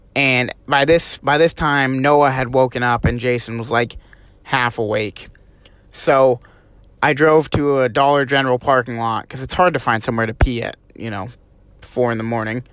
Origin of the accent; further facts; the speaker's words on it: Vermont, United States; moved away as an adult; we're from Vermont.